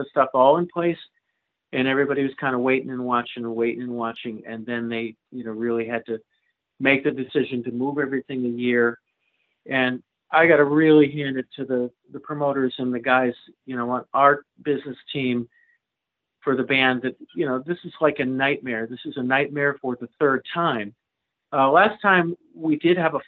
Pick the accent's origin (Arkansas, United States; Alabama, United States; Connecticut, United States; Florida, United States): Connecticut, United States; Manchester; moved away as an adult; also born or lived in California / Europe; I grew up in Manchester, right, around Hartford